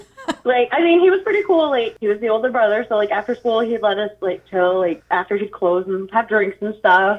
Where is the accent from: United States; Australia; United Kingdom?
United States; Presque Isle, Maine; now in Bangor, United States; I'm from Presque Isle originally, so it's really small up there, and there's literally nothing